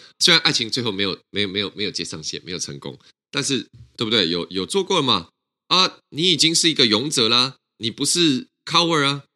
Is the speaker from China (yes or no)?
no; Taiwan; 我们台湾人